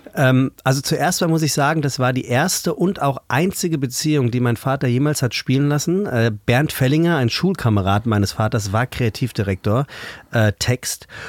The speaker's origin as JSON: {"language": "German", "area": "Taunus, between Kelkheim and Königstein", "region": "Hesse", "country": "Germany", "tie": "born or raised there", "also_born_or_lived": "Frankfurt", "said": "Tatsächlich gebürtige Frankfurter, das kann man ganz genau so sagen. Aufgewachsen im Taunus wohlbehütet"}